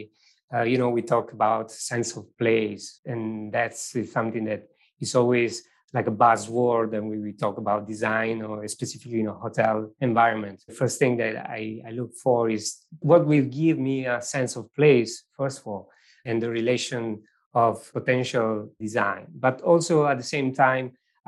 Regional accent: Venosa, Basilicata, Italy; English is a second language; moved away; I born in a very small village in southern Italy

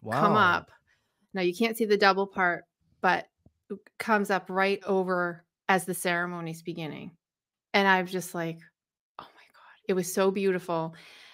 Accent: New England, United States; moved away; I'm from New England

